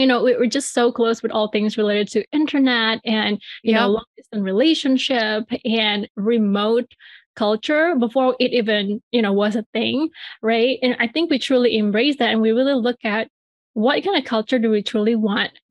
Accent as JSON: {"language": "English", "region": "Bali", "country": "Indonesia", "tie": "born or raised there", "moved": "as an adult", "lives_now": "United States", "said": "I'm from, you know, Bali, Indonesia. That's where I grew up and I was born"}